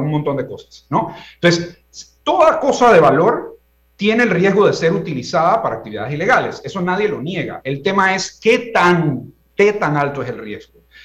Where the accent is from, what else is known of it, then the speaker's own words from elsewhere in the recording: Panama; yo como panameño de una nueva generación